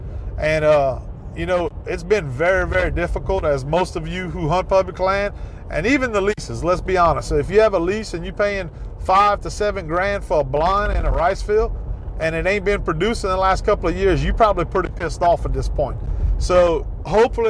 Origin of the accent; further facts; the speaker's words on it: Ville Platte, Louisiana, United States; I grew up in that area, Ville Platte, Louisiana.